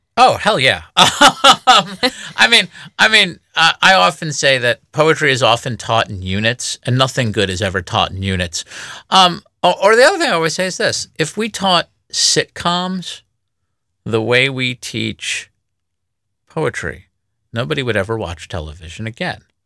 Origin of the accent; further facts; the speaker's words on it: United States; I grew up in the United States listening to the radio.